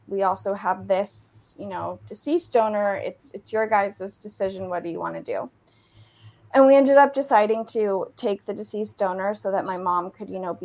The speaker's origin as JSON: {"language": "English", "region": "Southern California", "country": "United States", "also_born_or_lived": "Dallas, Texas", "moved": "yes", "said": "I'm originally from Southern California"}